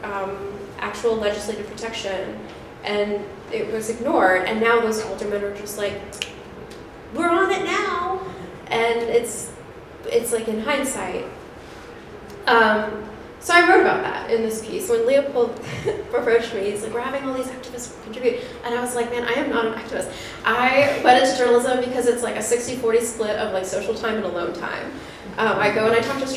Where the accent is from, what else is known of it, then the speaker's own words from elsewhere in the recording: Colorado, United States; moved away as an adult; now in Chicago, United States; I'm from Colorado. I moved here 7 years ago